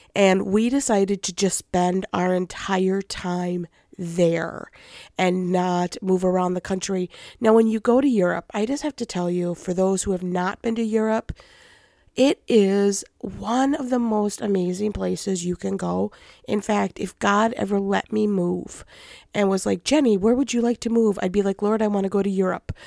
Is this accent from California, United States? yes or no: no; Minnesota, United States